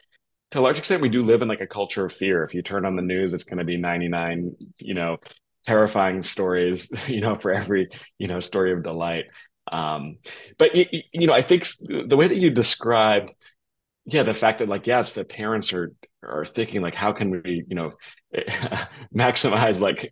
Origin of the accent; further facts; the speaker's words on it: Massachusetts, United States; also born or lived in Boston, Massachusetts; I grew up in suburbs in Massachusetts